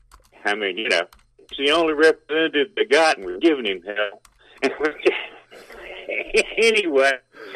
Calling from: Alabama, United States; from Alabama.

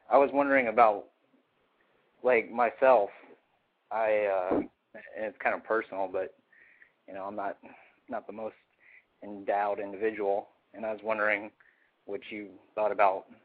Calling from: Suwanee, Georgia, United States; calling from Suwanee.

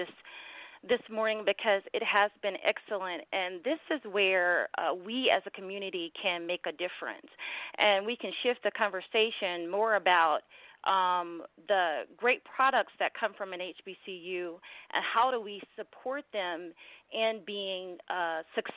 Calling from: Stone Mountain, Georgia, United States; I'm calling from Stone Mountain, Georgia

